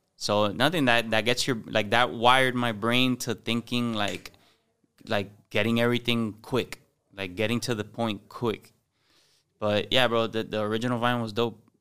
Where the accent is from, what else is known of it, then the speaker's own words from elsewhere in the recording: Miami, Florida, United States; accent: Cuban; also born or lived in Hialeah, Florida; I grew up in, in Westchester, but I played baseball my entire life, and I played baseball in, in H A A, High Aaliyah